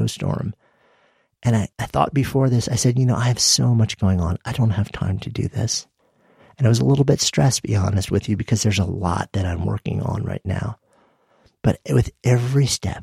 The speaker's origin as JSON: {"language": "English", "region": "New York", "country": "United States", "tie": "born or raised there", "moved": "as an adult", "lives_now": "Boulder, United States", "said": "I grew up just outside of New York City, and the end of my block was the bay"}